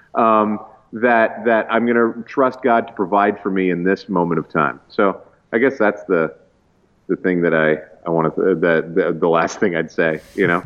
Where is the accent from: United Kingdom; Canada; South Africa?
Canada; East Coast of Canada, Atlantic Canada; I grew up in the East Coast